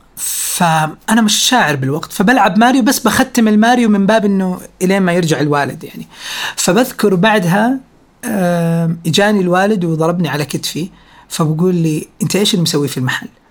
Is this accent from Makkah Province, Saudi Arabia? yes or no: no; Riyadh, Riyadh Province, Saudi Arabia; انا ولدت في الرياض في 8 مارس 1990